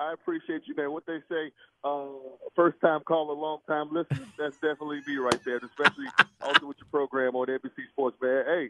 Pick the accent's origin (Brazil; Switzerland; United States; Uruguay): United States; Chicago, Illinois; now in Kansas City, United States; born and raised on the South Side, man. I grew up in Burnside, 92nd and Ellis. Went to Morgan Park High School. Mom Duke still lives in Chicago. She lives in Hyde Park now. And I got family in Hyde Park and Inglewood